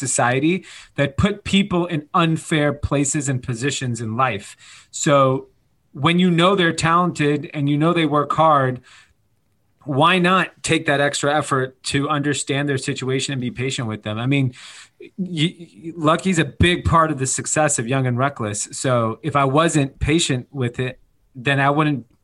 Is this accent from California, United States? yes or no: yes; Los Angeles, California, United States; I grew up in Granada Hills. It's not like I grew up in like minute, you know, like the middle of the country. I'm born in the valley